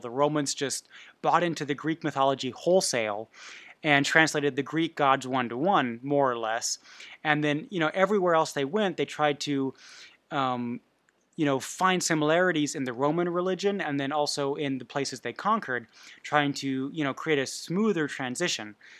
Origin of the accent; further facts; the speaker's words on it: Bavaria, Germany; I was raised in Bavaria